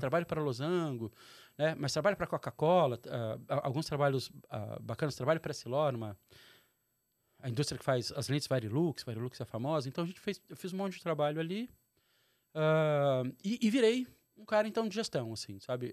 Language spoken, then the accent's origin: Portuguese; Brasília, Federal District, Brazil; moved away as an adult; also born or lived in Rio de Janeiro; nascido e criado em Brasília, pai mineiro do interior, mãe carioca